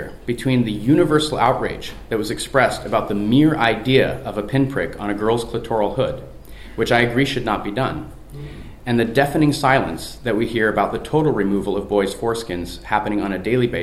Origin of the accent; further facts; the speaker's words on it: Seattle, Washington, United States; moved away as an adult; now in Europe; my hometown of Seattle